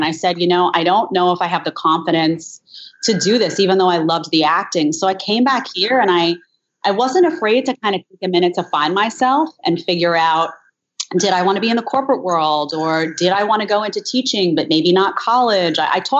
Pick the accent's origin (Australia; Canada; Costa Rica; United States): United States; New York City, New York; I'm from Staten Island, and my dad is actually from Long Island. He's from Elmont. And my mom grew up in Brooklyn.